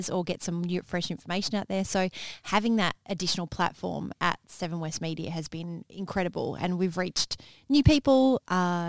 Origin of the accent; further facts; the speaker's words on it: Manjimup, Western Australia, Australia; growing up in Manjimup